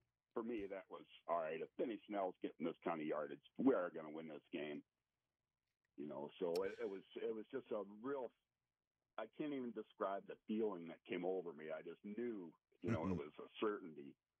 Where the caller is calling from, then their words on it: Sandusky, Ohio, United States; I'm actually in Sandusky, Ohio.